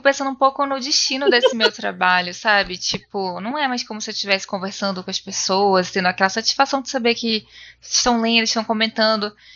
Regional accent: Manaus, Amazonas, Brazil; moved away; quando eu saí de Manaus

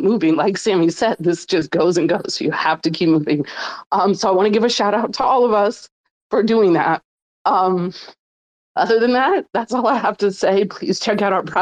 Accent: Mississippi, United States; also born or lived in New Orleans; I grew up in poverty in Mississippi

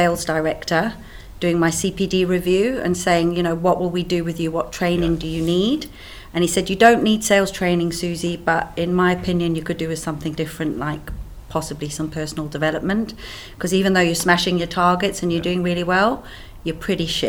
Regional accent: Cape Town, Western Cape, South Africa; accent: South African; moved away as an adult; also born or lived in Swaziland; now in United Kingdom; My accent comes from South Africa. I grew up in South Africa

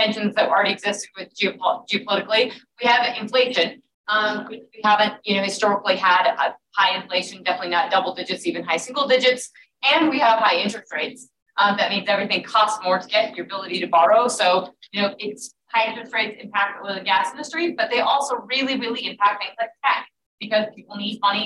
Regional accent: Southwest Wyoming, Northwest Colorado, United States; also born or lived in London / Washington, D.C.; I grew up in Northwest Colorado, Southwest Wyoming.

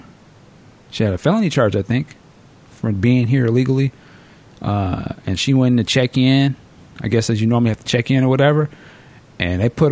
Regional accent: Washington, United States; my home state of Washington

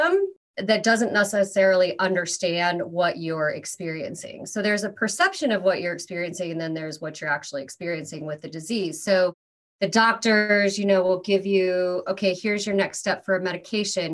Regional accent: Iowa, United States; first language English; moved away as an adult; now in Los Angeles, United States; I'm originally from Iowa

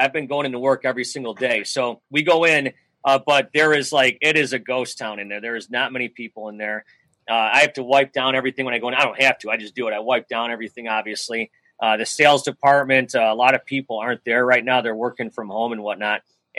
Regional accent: Buffalo, New York, United States; moved away as an adult; I grew up in Buffalo.

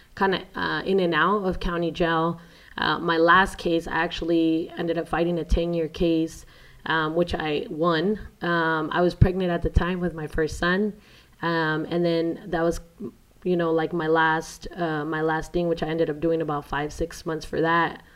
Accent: San Diego, California, United States; also born or lived in Mexico; I grew up in San Diego, California

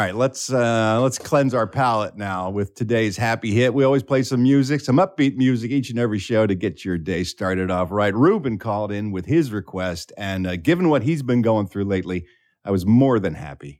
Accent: Philadelphia, Pennsylvania, United States; my hometown of Philadelphia, Pennsylvania

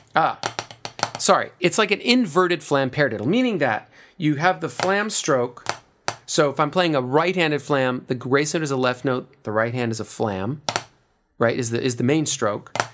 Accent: United States; I'm an American

